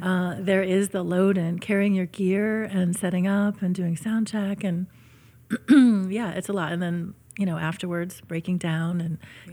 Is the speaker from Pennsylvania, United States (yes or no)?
no; Syracuse, New York, United States; which is my hometown